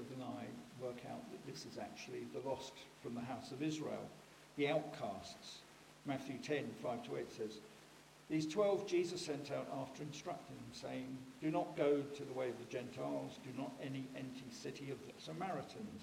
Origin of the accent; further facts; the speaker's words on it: United Kingdom; we're British